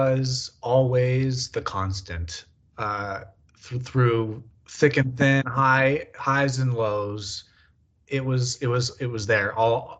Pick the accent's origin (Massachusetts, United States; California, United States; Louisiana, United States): California, United States; also born or lived in Colorado; I was born in Colorado, but moved to California when I was really young.